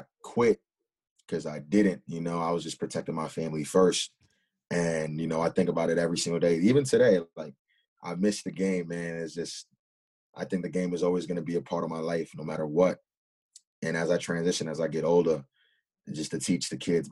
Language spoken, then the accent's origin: English; Huntington Station, New York, United States; I'm from Huntington Station, and it's very diverse